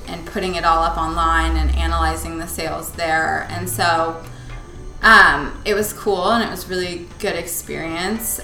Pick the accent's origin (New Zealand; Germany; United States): United States; Palos Verdes, California; right here in Palos Verde. We went to high school together